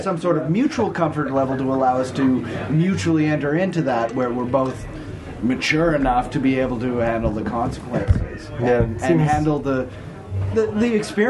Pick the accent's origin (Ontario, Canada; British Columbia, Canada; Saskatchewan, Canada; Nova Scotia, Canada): British Columbia, Canada; West Coast; also born or lived in Quebec / Squamish, British Columbia; I grew up on the West Coast.